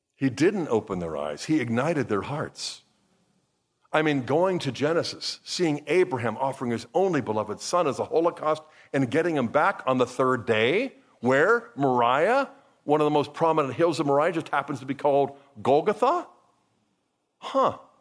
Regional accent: Pittsburgh, Pennsylvania, United States; I grew up here in Pittsburgh

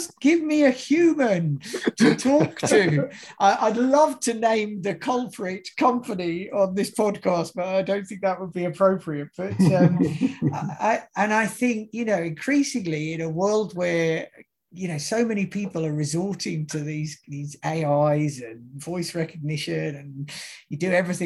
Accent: United Kingdom; moved away; my home country of the UK

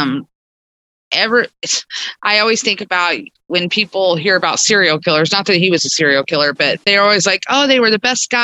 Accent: Stella, Missouri, United States; also born or lived in Neosho, Missouri; I grew up around Stella, Missouri and Neosho.

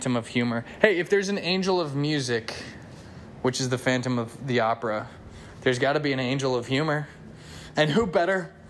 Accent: United States; I'm an American.

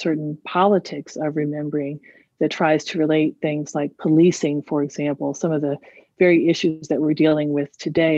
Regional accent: Silver Spring, Maryland, United States; as a young person growing up in Silver Spring, Maryland

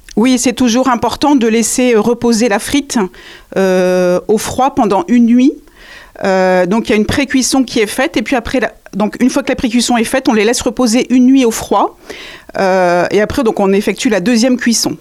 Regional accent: the North, Hauts-de-France, France; also born or lived in Béthune; now in Angers, France; je viens du Nord également, tout à fait, ma famille est dans le Nord.

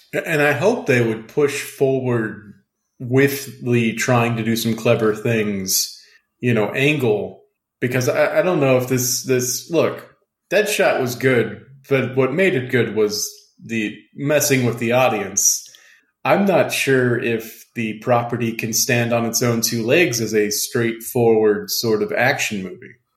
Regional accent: South Louisiana, United States; I come from South Louisiana where everyone goes to church on Sunday with a raging hangover

